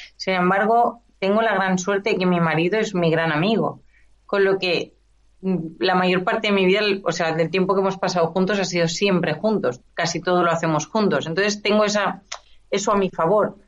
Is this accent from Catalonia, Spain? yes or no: yes; Esplugues de Llobregat, Catalonia, Spain; la gran mayoría de mi vida la he pasado en Esplugas y yo nací en Esplugas